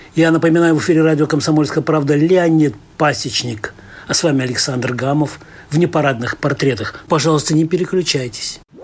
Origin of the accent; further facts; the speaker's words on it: Orenburg Oblast, Russia; Я человек провинциальный из Оренбуржья